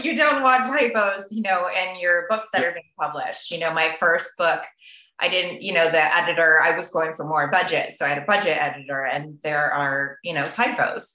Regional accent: Rotterdam, New York, United States; I went to Mahanison, so the Rotterdam area, more Schenectady than Albany

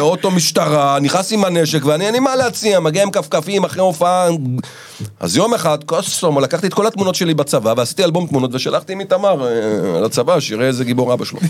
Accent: Israel; וגדלתי בקיבוץ

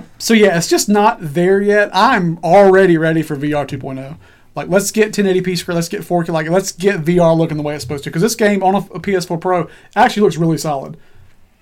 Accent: Alabama, United States; I live in the middle of Alabama, towards the bottom

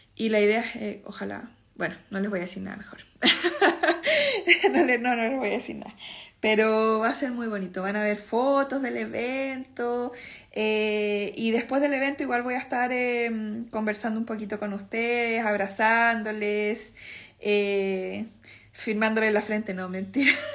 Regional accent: Chile; moved away as an adult; hace 10 años que no, vivo en Chile

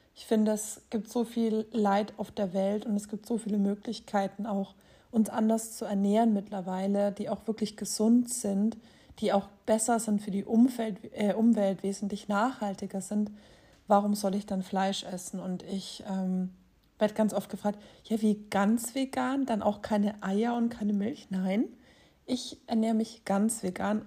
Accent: Erlangen, Bavaria, Germany; Ich bin in Erlangen geboren. Das ist in Mittelfranken.

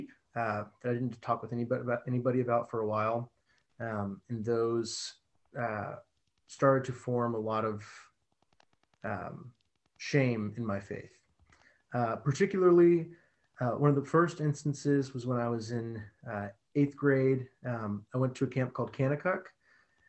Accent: Florida, United States; I was born in Florida, grew up in a family that was, church attending family

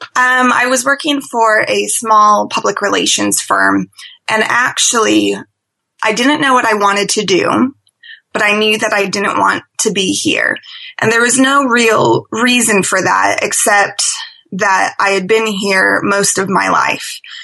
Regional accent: Seattle, Washington, United States; moved away as an adult; also born or lived in London; I'm originally from Seattle

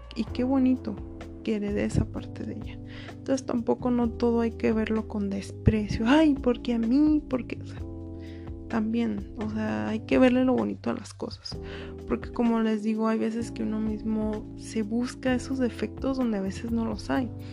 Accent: Mexico; soy mexicana

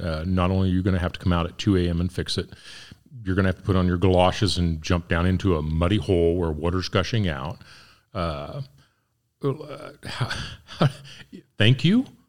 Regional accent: Ness City, Kansas, United States; moved away; I'm from Ness City

